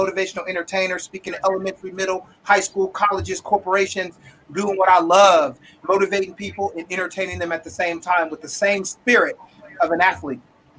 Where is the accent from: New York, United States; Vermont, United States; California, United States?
California, United States; Sacramento; I'm from Sacramento.